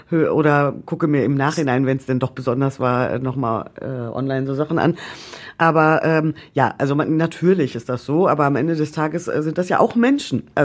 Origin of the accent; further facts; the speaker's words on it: North Rhine-Westphalia, Germany; ich komme aus Ostwestfalen, da ist man dafür bekannt, besonders sparsam zu sein.